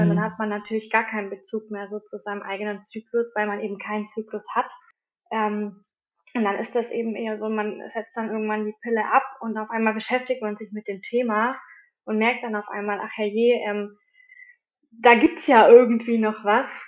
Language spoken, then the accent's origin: German; Swabia, Germany; bei uns im Schwabenland